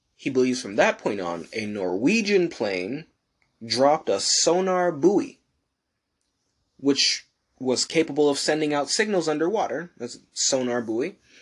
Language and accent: English; United States; I am American, not Western